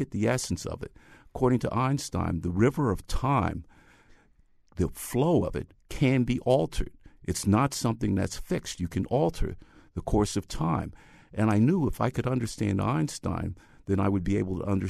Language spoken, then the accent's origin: English; New York City, New York, United States; I grew up in the Bronx, and this was from 1945 through 1955